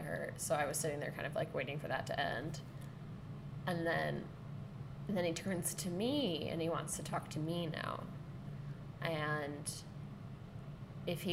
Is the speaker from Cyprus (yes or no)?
no; Sonoma, California, United States; moved away; asked out in my hometown